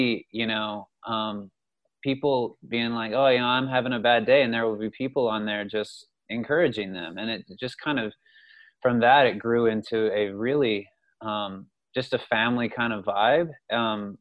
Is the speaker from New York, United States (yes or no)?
no; Houston, Texas, United States; I grew up in Houston